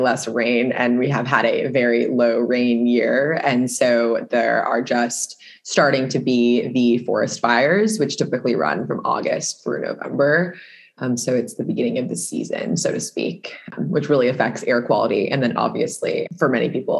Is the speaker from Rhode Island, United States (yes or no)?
no; Seattle, Washington, United States; I grew up in the Pacific Northwest, Seattle to be specific.